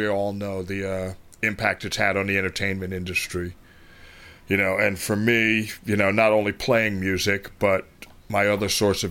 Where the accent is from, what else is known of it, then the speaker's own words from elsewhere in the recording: New York City, New York, United States; also born or lived in Bronx; I grew up on 135th Street in Madison Avenue